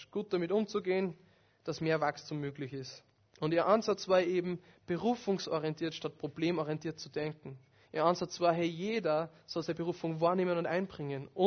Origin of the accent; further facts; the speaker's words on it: Upper Austria, Austria; von einem Tontechniker in meiner alten Heimatgemeinde in Oberösterreich.